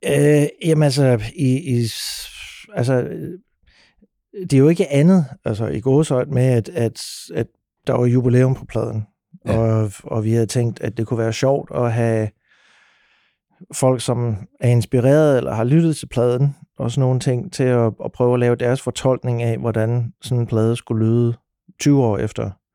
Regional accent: Sønderborg, Southern Denmark, Denmark; når man er født og opvokset i Sønderborg

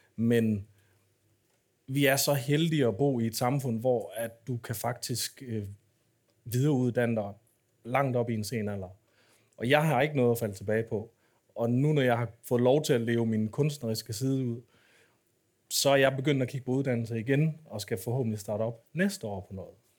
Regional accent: Aarhus, Central Denmark Region, Denmark; da jeg voksede op i Aarhus

